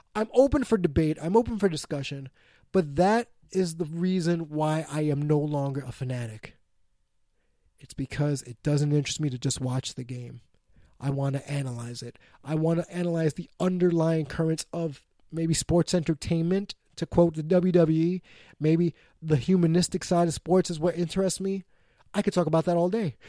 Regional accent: New York, United States; my hometown, New York Mets

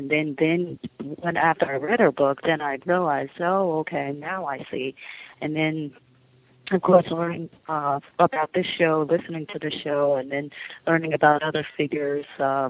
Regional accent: United States; for most of our lives growing up in America

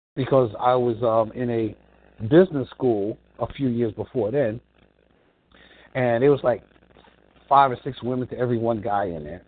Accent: New York, United States; I grew up in New York

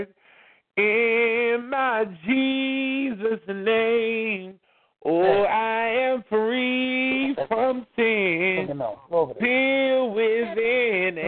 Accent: Beckley, West Virginia, United States; my hometown of Beckley

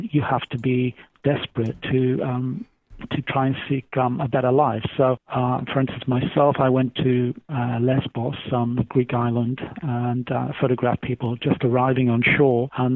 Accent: United Kingdom; I'm British

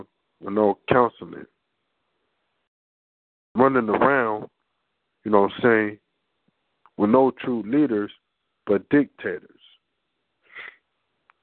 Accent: California, United States; Growing up in Cali

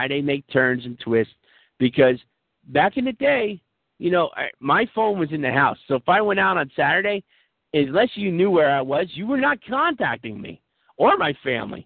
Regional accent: United States; I'm Irish, you know, I'm from America, I'm sort of Catholic

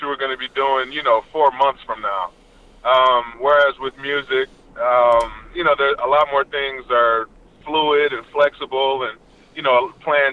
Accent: Detroit, Michigan, United States; I grew up in Detroit, Michigan

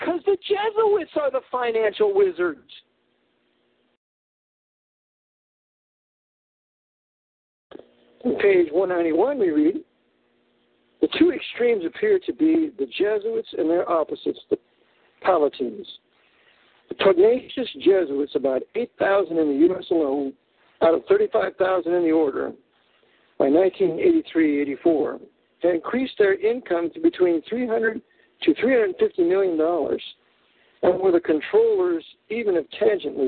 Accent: near San Francisco, California, United States; I was raised near San Francisco

